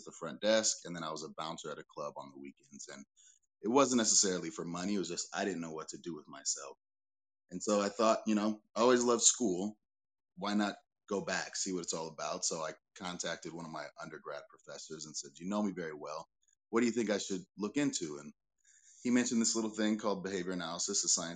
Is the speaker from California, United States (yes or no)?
yes; Pasadena, California, United States; I was born and raised in Pasadena, California